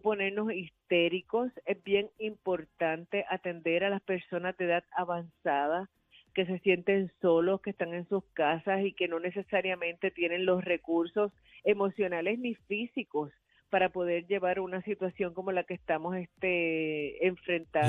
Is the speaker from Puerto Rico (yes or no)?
yes; Arecibo, Puerto Rico; una persona en mi pueblo en Arecibo era guardia de, en el colegio donde yo estudié